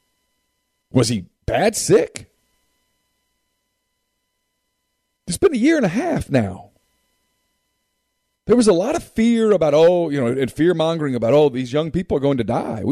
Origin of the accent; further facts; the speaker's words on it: Ruston, Louisiana, United States; I'm from Ruston